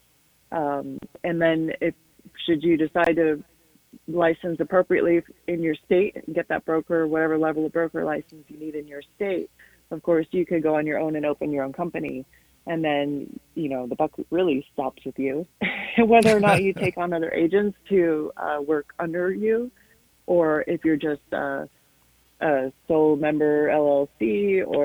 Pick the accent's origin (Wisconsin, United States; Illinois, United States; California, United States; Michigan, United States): Illinois, United States; Chicago; moved away as an adult; now in Idaho Falls, United States; I'm from the Chicago area